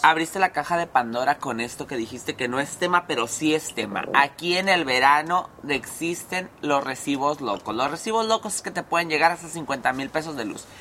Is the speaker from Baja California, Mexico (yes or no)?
yes; Mexicali, Baja California, Mexico; Mexicali es un hoyo y básicamente aquí, literal, somos una olla de presión.